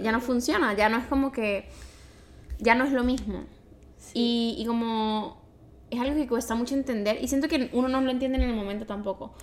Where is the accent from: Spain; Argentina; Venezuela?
Venezuela; moved away as an adult; now in Montreal, Canada